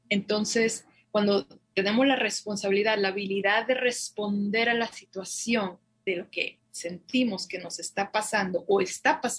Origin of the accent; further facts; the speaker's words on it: Guadalajara, Jalisco, Mexico; now in Santa Fe, United States; soy originaria de Guadalajara y me formé como psicóloga